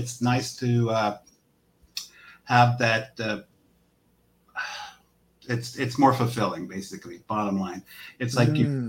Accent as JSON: {"language": "English", "town": "Los Angeles", "region": "California", "country": "United States", "tie": "born or raised there", "said": "Born and raised in Southern California. Grew up in San Pedro."}